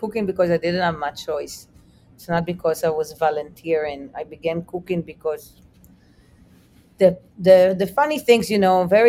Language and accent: English; Israel; What I would cook for you would be probably different than what I would cook for a friend I grew up in Israel, because the palate is super different.